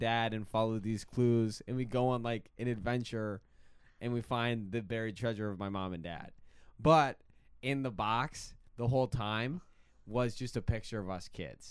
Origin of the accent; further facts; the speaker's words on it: Iowa, United States; also born or lived in Evanston; I'm from Iowa more than anything